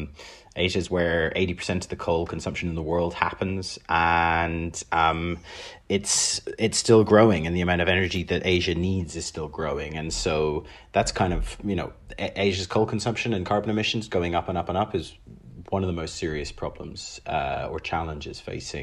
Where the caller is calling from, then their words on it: London, United Kingdom; I am joining from London.